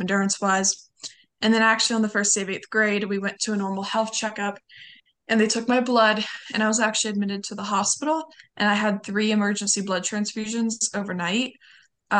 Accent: Lancaster, California, United States; I grew up a little bit like about 30-40 minutes north of LA, in a much smaller like suburb in the desert

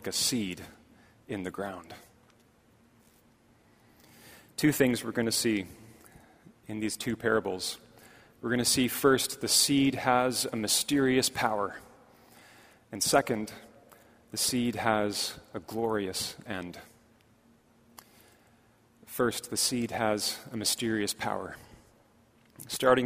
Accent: Markham, Ontario, Canada; when I was growing up in Markham

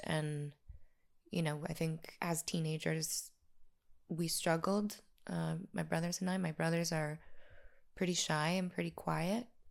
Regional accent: La Crosse, Wisconsin, United States; moved away as an adult; also born or lived in Chicago / Los Angeles; we're from the Midwest, Uh, I was born in a town called La Crosse, Wisconsin in the eighties.

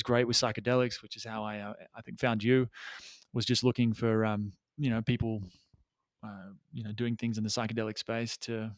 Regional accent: Australia; also born or lived in Thailand; now in Peru; I you can probably maybe able to hear from the accent that I am Australian, though I have lost my accent, or some of it anyway, because I've been overseas for a long time.

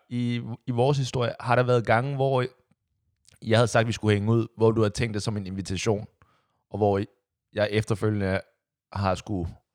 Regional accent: Copenhagen, Capital Region of Denmark, Denmark; der, hvor jeg kommer fra, Amager

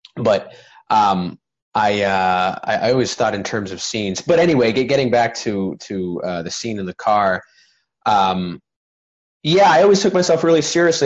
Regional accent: Plymouth, Massachusetts, United States; now in Los Angeles, United States; in Plymouth, Massachusetts, which is where I'm from, by the way. I'm from Plymouth, Mass

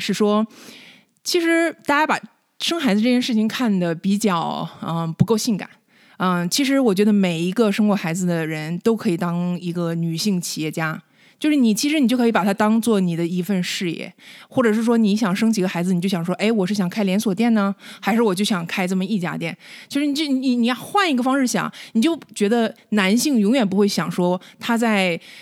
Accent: Northeast China, China; moved away as an adult; now in United States; 我是东北出生的

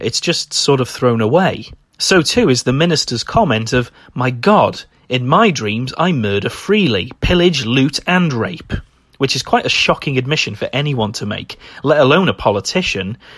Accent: United Kingdom; as a British person

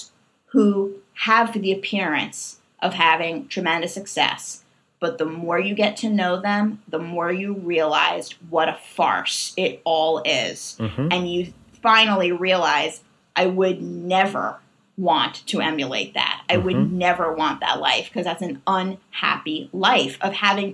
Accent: New York, United States; I am just a New Yorker through and through

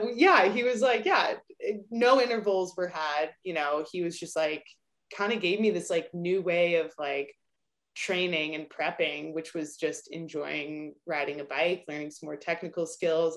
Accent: Albuquerque, New Mexico, United States; moved away as an adult; also born or lived in Durango; where I grew up in Albuquerque

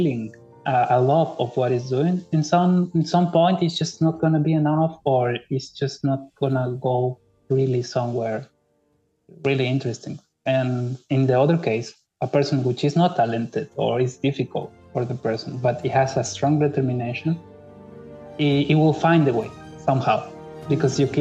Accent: Mexico; moved away as an adult; also born or lived in Spain / Barcelona, Spain; now in Kaunas, Lithuania; Yes, I'm Mexican. Well, yes, all my family lives in Mexico. I was born in Mexico.

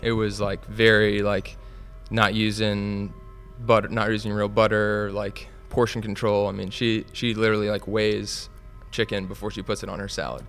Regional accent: Atlanta, Georgia, United States; I'm from Atlanta. My parents are from the North, though. So I'm a second generation, or I guess I'm a first generation Atlanta.

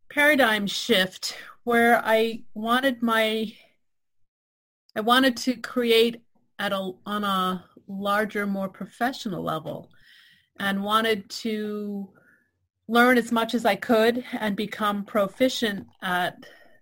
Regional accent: Piscataquis River, Maine, United States; growing up on the Piscataquis River

